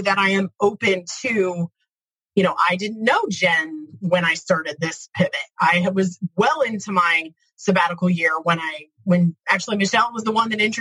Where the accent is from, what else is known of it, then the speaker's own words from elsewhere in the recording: Midwest, United States; I'm from the Midwest, pretty blue-collar, hardworking kind of place